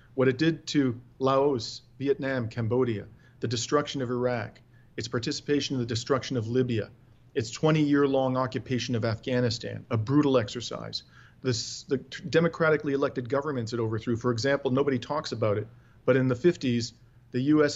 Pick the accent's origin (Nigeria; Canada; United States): Canada; Ontario; I am uh, born and raised in Ontario.